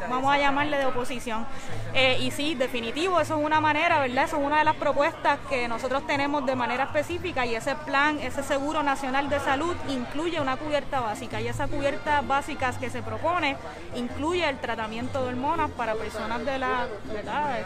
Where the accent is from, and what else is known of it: Puerto Rico